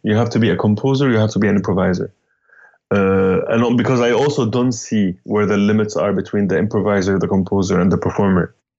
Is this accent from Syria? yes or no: yes; Damascus, Damascus Governorate, Syria; moved away as an adult; now in New York City, United States; I'm from Damascus, Syria. Uh, lived uh, most of my life there. Moved to New York, 2001